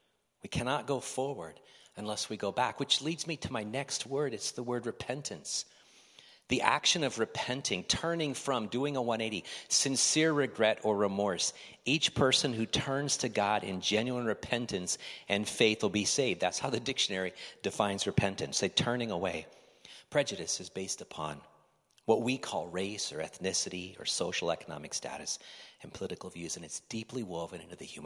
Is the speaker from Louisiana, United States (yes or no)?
no; Oregon, United States